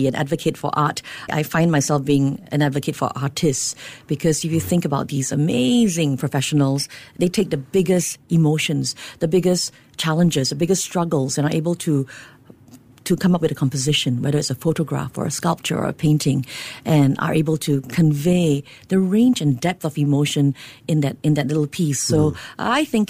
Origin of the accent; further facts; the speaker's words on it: Singapore; being Singaporean myself